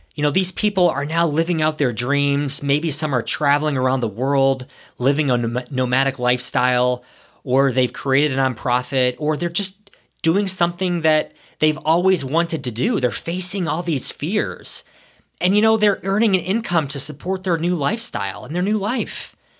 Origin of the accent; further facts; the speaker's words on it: Ohio, United States; moved away as an adult; also born or lived in New York City; I'm a small town boy. I grew up in Ohio